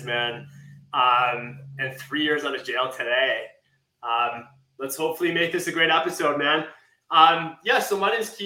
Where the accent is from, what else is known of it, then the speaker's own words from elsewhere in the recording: Calgary, Alberta, Canada; also born or lived in Lethbridge; I was going to school in Lethbridge and I'm from Calgary